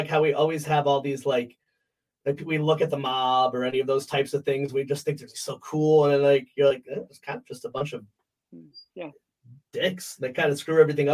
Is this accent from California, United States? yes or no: no; Connecticut, United States; I'm from Connecticut, and I grew up in the ska hardcore